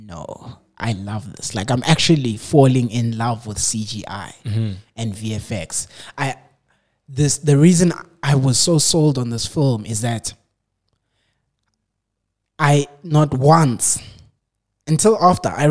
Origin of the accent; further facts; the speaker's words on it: South Africa; I'm South African